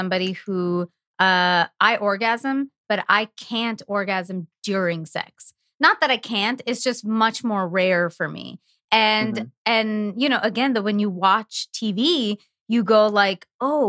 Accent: Canada; I'm from Canada

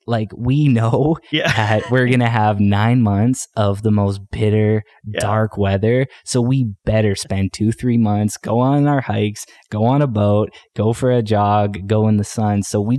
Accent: Canada; I mean, as Canadians, like we have, like personally as a Canadian artist, I just have so much pride in Canadian music.

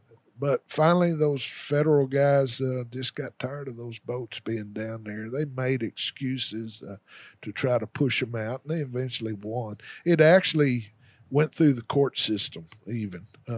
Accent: Arkansas Delta, United States; For me, the Delta's home. And that's where I've spent most of my outdoor life is in the Delta, in those river bottoms.

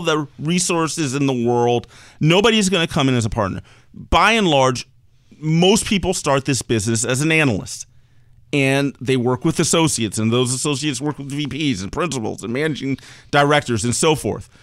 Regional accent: Maryland, United States; I spent most of my time growing up in Maryland, right outside of D C

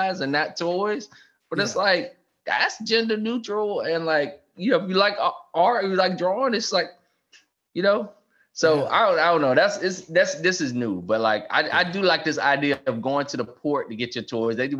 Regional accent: South Carolina, United States; That's my home state

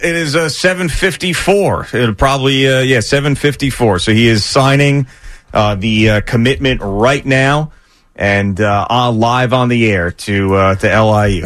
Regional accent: Long Island, New York, United States; I'm a Long Island guy

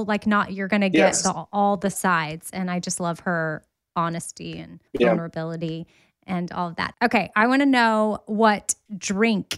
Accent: Texas, United States; I'm from Texas

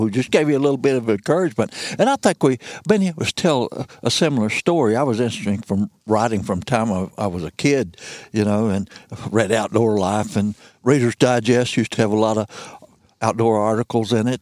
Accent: Missouri Bootheel, United States; moved away as an adult; also born or lived in Ozarks, Missouri; now in Shannon County, Missouri, United States; And I was from the Missouri Boot Hill.

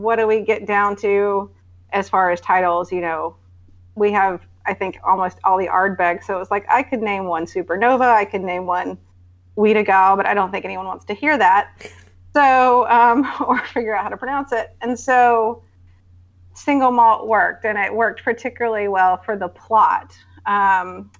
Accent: North Carolina, United States; moved away as an adult; also born or lived in Silicon Valley; now in San Francisco, United States; we were born and raised in North Carolina and then moved out here in about 14 years ago. So, to San Francisco.

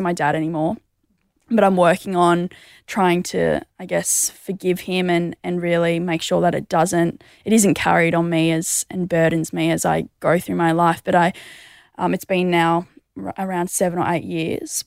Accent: Mundaring, Western Australia, Australia; I grew up in the hills of Mundaring

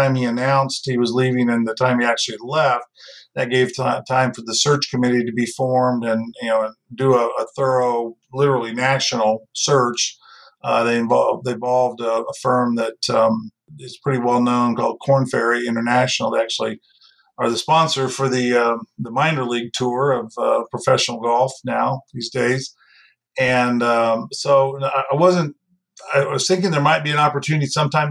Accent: Bloomington, Indiana, United States; I grew up in Bloomington, Indiana

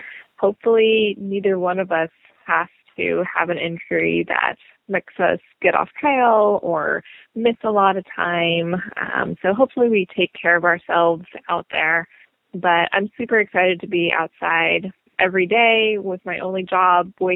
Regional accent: Woodland Park, Colorado, United States; now in San Jose, United States; Eric and I grew up in Colorado. We're from a small town called Woodland Park

